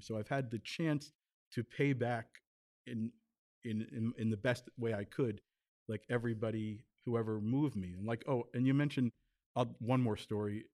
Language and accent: English; Tenafly, New Jersey, United States; also born or lived in New York City; I was born in New York City, grew up I guess that for a year or so in the village where my parents were, but then they moved to Tenafly, New Jersey